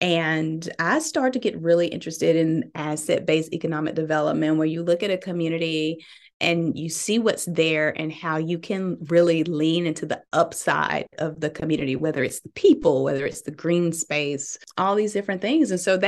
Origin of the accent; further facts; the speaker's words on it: Birmingham, Alabama, United States; So I am born and raised in Birmingham, Alabama.